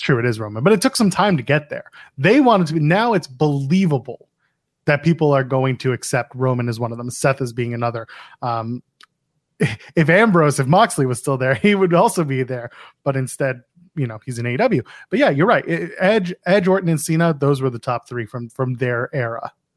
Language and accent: English; Canada; I am a Canadian